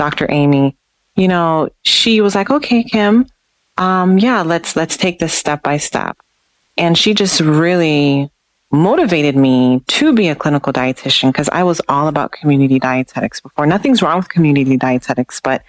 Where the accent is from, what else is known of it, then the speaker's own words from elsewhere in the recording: Jamaica; moved away; because I'm originally from Jamaica